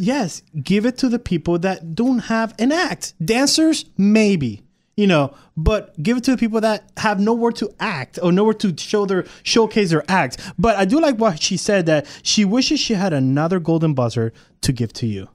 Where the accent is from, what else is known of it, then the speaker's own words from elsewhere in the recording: Puerto Rico; now in Texas, United States; not from Texas. I'm from Puerto Rico.